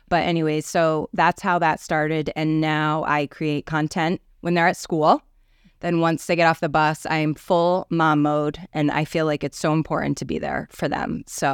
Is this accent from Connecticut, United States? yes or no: yes; Avon, Connecticut, United States; So I've lived in Connecticut my whole life. I grew up in Avon, Connecticut.